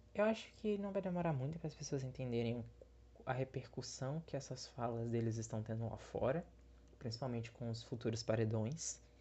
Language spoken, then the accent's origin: Portuguese; Bahia, Brazil; eu sou da Bahia, eu sou nordestino